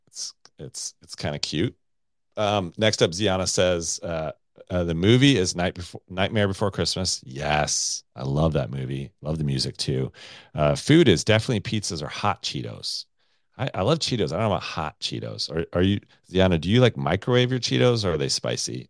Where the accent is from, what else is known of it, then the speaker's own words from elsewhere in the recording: United States; I'm American